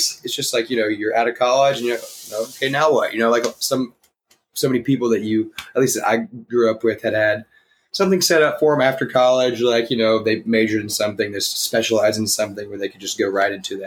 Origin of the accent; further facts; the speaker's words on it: Nashville, Tennessee, United States; also born or lived in Oxford, Mississippi / Houston, Texas; Grew up here in Nashville, Tennessee, born and raised in the Brentwood area